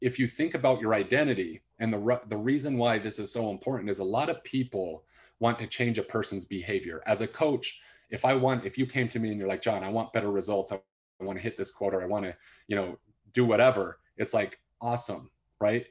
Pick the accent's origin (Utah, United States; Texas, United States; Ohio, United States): Utah, United States; West Valley City; I grew up in West Valley, which was not the rich side of town.